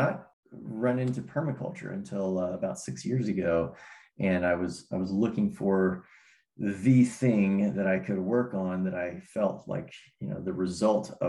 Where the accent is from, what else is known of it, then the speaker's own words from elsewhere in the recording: Cumberland Plateau, Tennessee, United States; also born or lived in Bay Area, California; When I was 5 years old, my family moved to this little rural plot in the Cumberland Plateau in the middle of Tennessee. And it's funny, I was born outside the Bay Area in California, but my family's from Tennessee